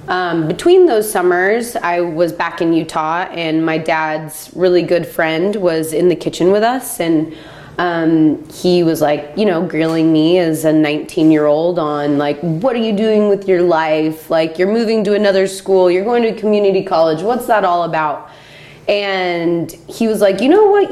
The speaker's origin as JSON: {"language": "English", "town": "Salt Lake City", "region": "Utah", "country": "United States", "tie": "born or raised there", "moved": "as an adult", "lives_now": "Oregon, United States", "said": "I grew up in Salt Lake City, Utah"}